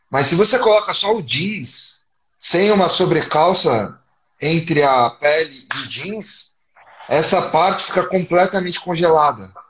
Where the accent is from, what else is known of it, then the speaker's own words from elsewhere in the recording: São Paulo, Brazil; E eu sou de São Paulo. Então, São Paulo também tem uma temperatura bem amena.